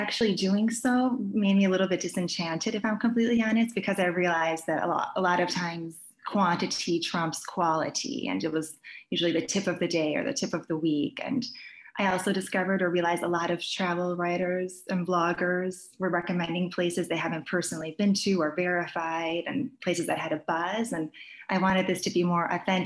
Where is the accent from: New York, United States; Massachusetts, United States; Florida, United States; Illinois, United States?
Illinois, United States; Chicago; I was born in Chicago, but my parents were born and raised in Croatia